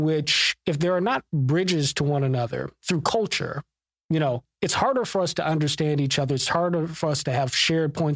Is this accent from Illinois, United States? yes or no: no; Los Angeles, California, United States; I'm born and bred in Los Angeles, born and raised in L.A.